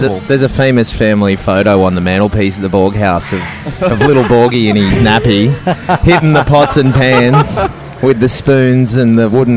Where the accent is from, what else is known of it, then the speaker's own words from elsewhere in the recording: Mid North Coast, New South Wales, Australia; moved away as an adult; now in Sydney, Australia; I grew up on the mid-north coast, and I've been in Sydney since 19.